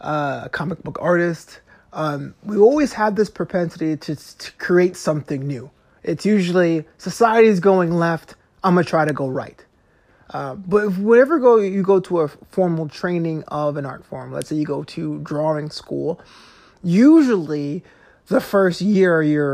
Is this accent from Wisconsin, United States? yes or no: no; New York City, New York, United States; growing up in Brooklyn